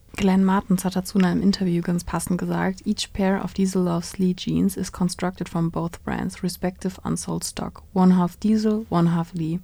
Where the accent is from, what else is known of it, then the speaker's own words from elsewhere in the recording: Germany; bei uns in Deutschland